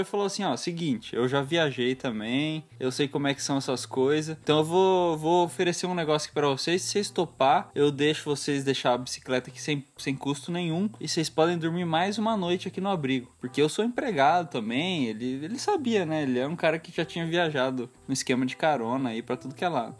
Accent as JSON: {"language": "Portuguese", "country": "Brazil", "said": "A gente é brasileiro, a gente não é europeu, não é dos Estados Unidos"}